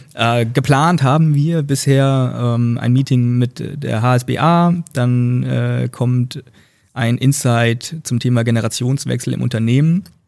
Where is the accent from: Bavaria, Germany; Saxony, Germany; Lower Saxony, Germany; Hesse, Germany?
Hesse, Germany; Northern; moved away; in meiner Heimat, in der Heimat meiner Freundin, also einmal Nordhessen